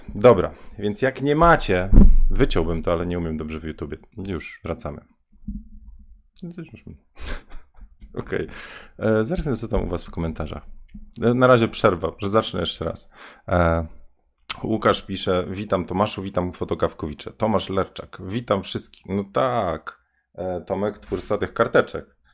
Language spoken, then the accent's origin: Polish; Bydgoszcz, Kuyavian-Pomeranian Voivodeship, Poland; ja jestem z Bydgoszczy